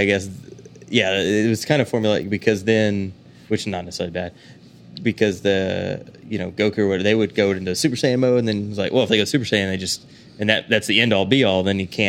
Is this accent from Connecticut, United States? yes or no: no; McLoud, Oklahoma, United States; growing up in Oklahoma, like, you don't have a whole lot.